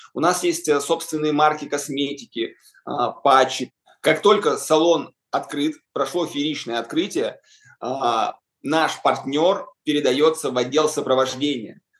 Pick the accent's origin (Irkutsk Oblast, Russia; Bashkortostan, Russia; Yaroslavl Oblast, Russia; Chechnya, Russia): Yaroslavl Oblast, Russia; Yaroslavl; когда мы открыли свой салон в родном городе Ярославле